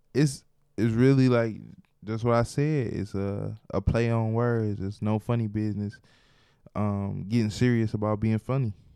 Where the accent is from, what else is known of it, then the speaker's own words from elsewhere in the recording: Detroit, Michigan, United States; I am from Detroit